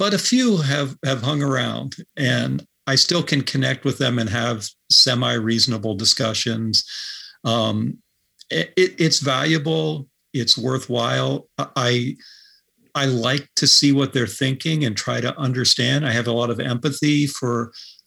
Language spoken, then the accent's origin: English; rural Pennsylvania, United States; moved away as an adult; now in Northampton, United States; I'd just say Pennsylvania